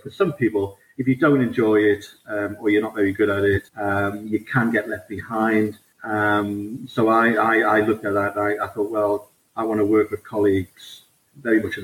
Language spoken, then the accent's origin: English; Newcastle upon Tyne, North East England, United Kingdom; accent: Geordie; as a Geordie, I'm from the northeast of England and Newcastle